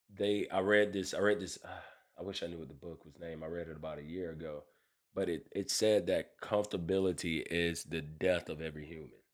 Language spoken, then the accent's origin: English; United States; I'm an American. I was born, I wasn't born in Africa.